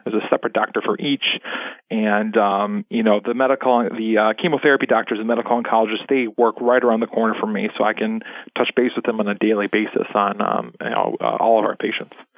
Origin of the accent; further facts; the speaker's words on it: La Grange, Illinois, United States; I'm originally from the uh, Chicago area. I grew up in the western suburbs